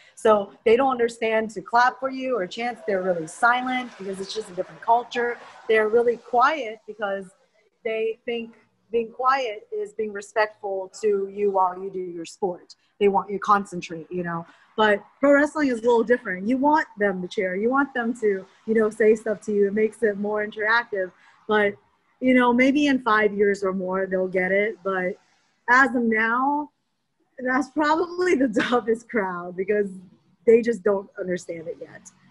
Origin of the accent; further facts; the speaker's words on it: United States; being Asian American